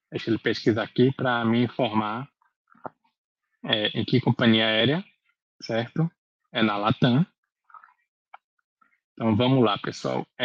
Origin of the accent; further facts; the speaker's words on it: Salvador, Bahia, Brazil; Nós somos de Salvador, então vamos fazer uma, uma viagem de Salvador para Fortaleza, por exemplo.